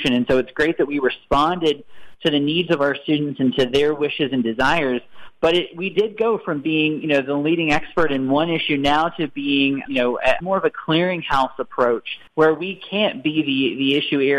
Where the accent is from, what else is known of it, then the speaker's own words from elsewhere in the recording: Ohio, United States; my hometown in Ohio